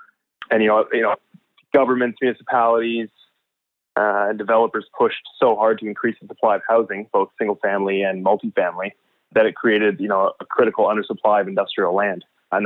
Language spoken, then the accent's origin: English; Victoria, British Columbia, Canada; also born or lived in United Kingdom; I was born and raised in Victoria, BC. Spent a few years over in the UK in my 20s